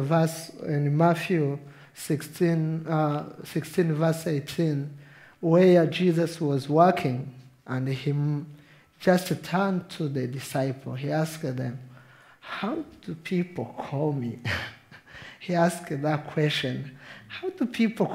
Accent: Rwanda; English is a second language; I'm from Rwanda. So my English sometimes is a third language for me. But you understand my accent

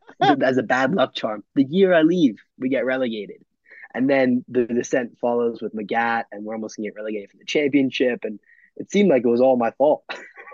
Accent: United States; also born or lived in London; being an American Fulham fan can quite often be isolating

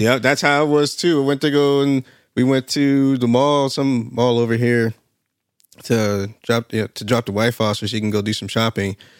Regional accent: Alaska, United States; moved away; I'm from Alaska

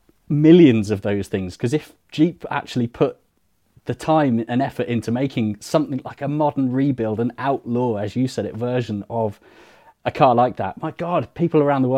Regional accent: United Kingdom; And as a Brit, that's not really a car we have much exposure to over here.

